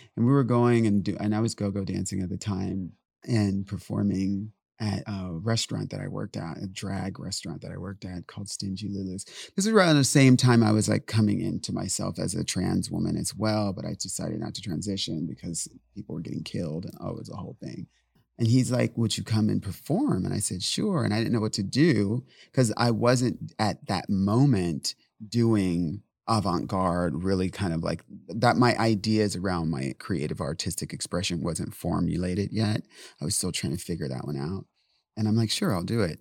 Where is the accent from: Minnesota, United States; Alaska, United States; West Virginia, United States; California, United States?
California, United States; San Diego; I speak Spanish just by default because I'm from San Diego